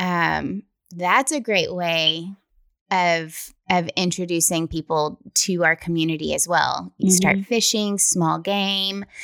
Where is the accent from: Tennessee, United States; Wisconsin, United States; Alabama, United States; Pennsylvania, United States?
Tennessee, United States; West; And I'm from West Tennessee